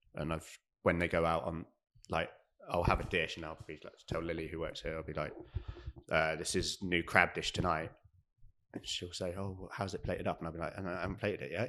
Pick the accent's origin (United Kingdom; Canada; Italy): United Kingdom; Devon, South West England; also born or lived in London; now in Cardiff, United Kingdom; I'm from Devon, so I'd done the odd like summer jobs down there